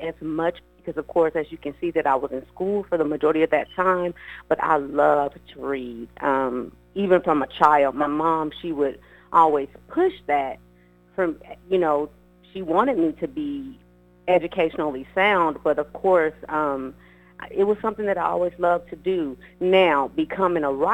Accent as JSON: {"language": "English", "town": "Los Angeles", "region": "California", "country": "United States", "tie": "born or raised there", "also_born_or_lived": "Abilene, Texas", "moved": "yes", "lives_now": "Texas, United States", "said": "I am, of course, from Los Angeles, California. That's where I was born and raised"}